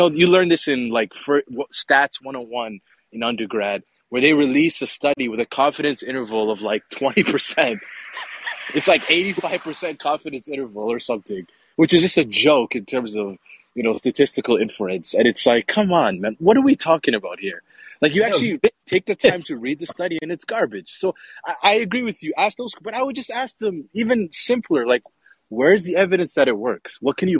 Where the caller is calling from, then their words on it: Mogadishu, Banaadir, Somalia; Yeah, I'm calling you from Mogadishu, Somalia, believe it or not. That's my roots.